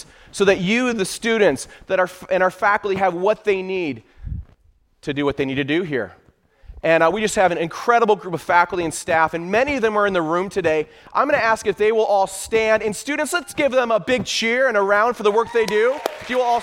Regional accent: Michigan, United States; I was born and raised in Michigan.

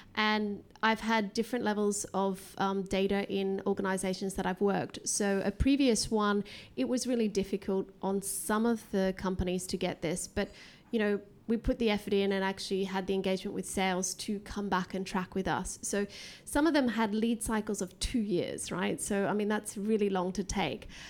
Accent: Australia; moved away; I'm actually from Australia

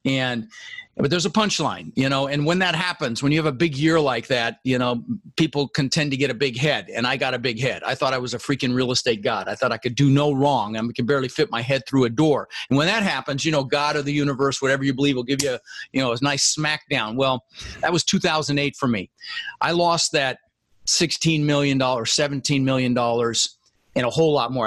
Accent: Denver, Colorado, United States; English is a second language; also born or lived in Netherlands; I immigrated from the Netherlands when I was 6 years old. Um, with my brother Albert, my mother's Vancha. Uh, we ended up in Denver, Colorado where I I lived for the next 30 years.

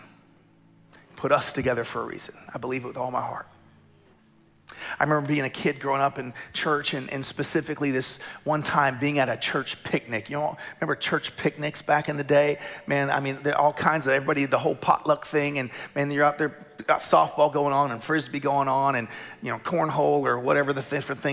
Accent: Tulsa, Oklahoma, United States; I grew up in Tulsa in the middle of the charismatic movement

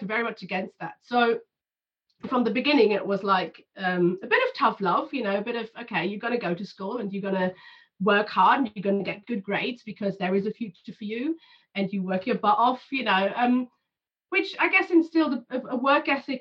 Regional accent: Germany; I was born in 82 in Germany

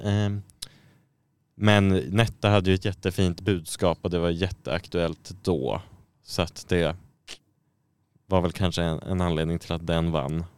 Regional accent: Sweden; som svensk

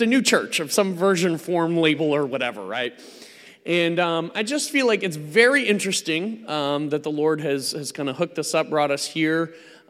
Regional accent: United States; I'm not from around these parts. I am, I'm an American

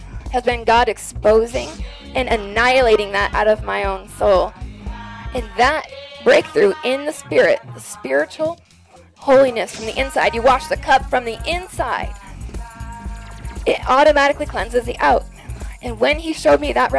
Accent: Texas, United States; I'm from Texas.

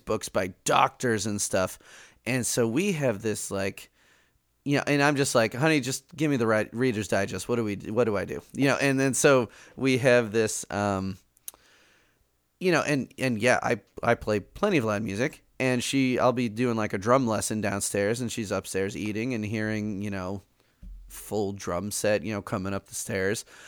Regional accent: Chicago, Illinois, United States; they moved to Chicago, and I, I grew up in Chicago

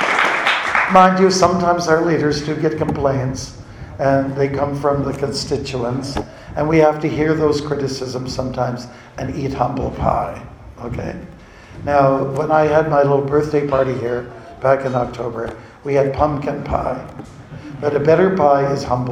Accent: Canada; I'm from Canada

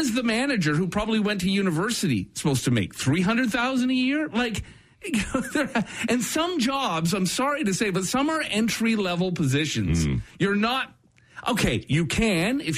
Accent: Brampton, Ontario, Canada; I grew up in Brampton

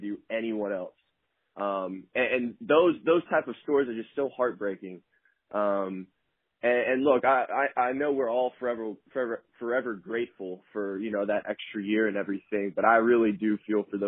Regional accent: Atlanta, Georgia, United States; moved away as an adult; I'm from Atlanta

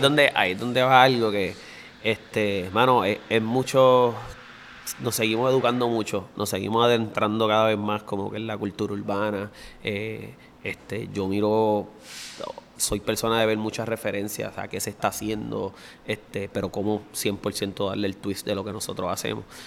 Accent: Bayamón, Puerto Rico; yo soy graduado de la High del Pueblo ahí en Bayamón, que es el mismo centro

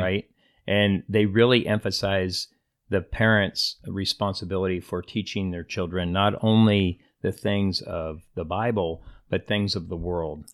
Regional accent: Pennsylvania, United States; moved away as an adult; also born or lived in Indiana / Iowa / Nebraska; now in California, United States; I was born in Pennsylvania, uh, a little small hick town and, uh, population fifteen hundred people.

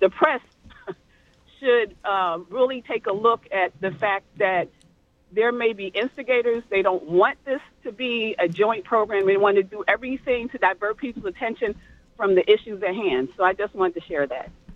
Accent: North New Jersey, United States; I grew up in North New Jersey

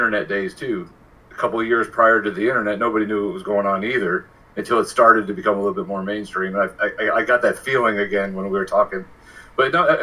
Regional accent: Baltimore, Maryland, United States; I was born in Baltimore

